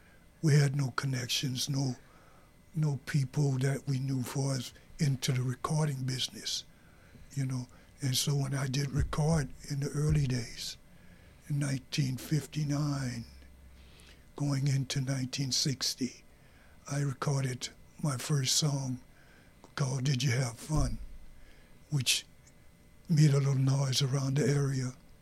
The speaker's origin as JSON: {"language": "English", "town": "Raceland", "region": "Louisiana", "country": "United States", "tie": "born or raised there", "also_born_or_lived": "New Orleans", "lives_now": "Minnesota, United States", "said": "Okay. Well, I'm from Raceland, Louisiana."}